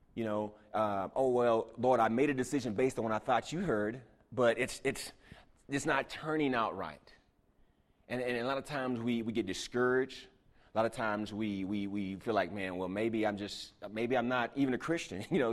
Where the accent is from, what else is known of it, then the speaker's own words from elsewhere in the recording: Houston, Texas, United States; moved away; I was from Houston